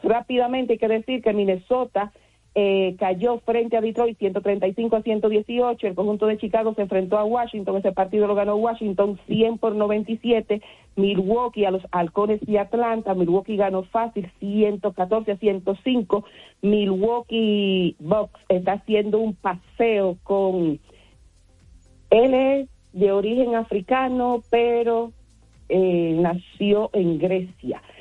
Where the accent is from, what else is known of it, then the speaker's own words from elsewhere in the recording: San Francisco de Macorís, Duarte, Dominican Republic; now in Santo Domingo, Dominican Republic; el equipo de mi pueblo natal, que son los gigantes del Cibao de San Francisco de Macorís